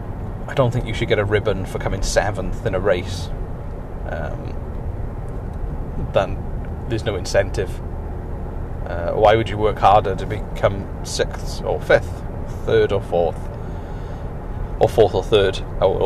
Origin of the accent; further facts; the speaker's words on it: Wales, United Kingdom; the main sport I played growing up in Wales was rugby